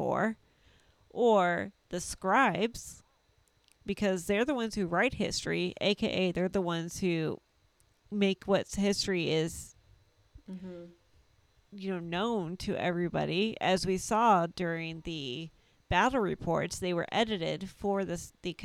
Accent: United States; I am American

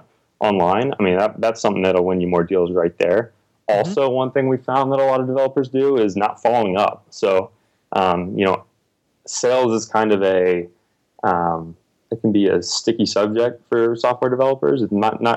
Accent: Texas, United States; also born or lived in Indiana; now in Austin, United States; I'm from Texas originally

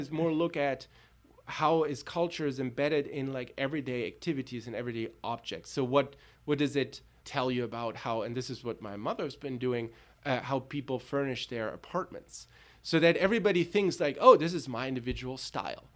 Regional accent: Tübingen, Baden-Württemberg, Germany; moved away; also born or lived in Berlin; I grew up in Tübingen and Berlin

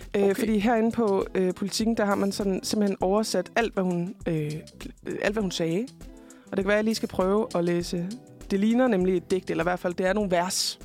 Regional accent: Fredericia, Southern Denmark, Denmark; jeg kommer jo selv fra Fredericia

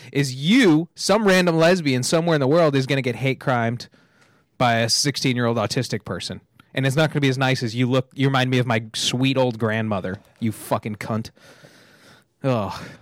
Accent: two hours from LA, California, United States; now in Los Angeles, United States; I went to my hometown, it's just outside, like, two hours from L

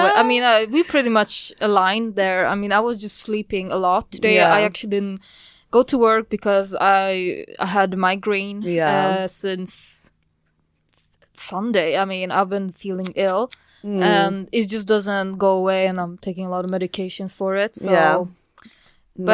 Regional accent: Sweden; born there; also born or lived in Poland; I mean, I was born in Sweden, so it's a little bit of back and forth.

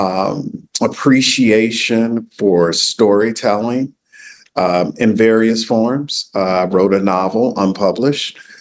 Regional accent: New York City, New York, United States; also born or lived in Nashville, Tennessee; now in Memphis, United States; I'm originally from Fort Greene, Brooklyn

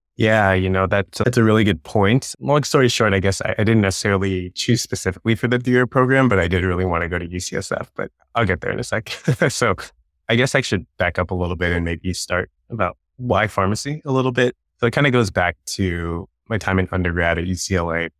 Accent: Long Beach, California, United States; I grew up in Long Beach, California

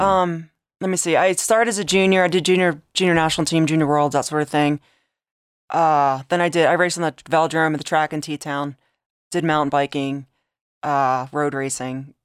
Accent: Delaware, United States; moved away; I grew up in Delaware

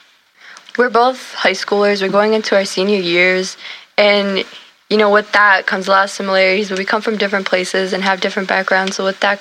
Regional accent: United States; I'm Arab American. I was born here

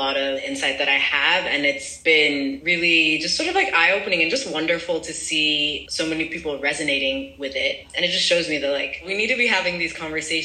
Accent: France; moved away as an adult; also born or lived in United States; I grew up in France.

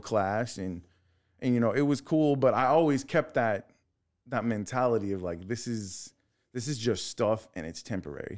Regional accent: La Marque, Texas, United States; I'm from Texas City. I grew up in Lamarck

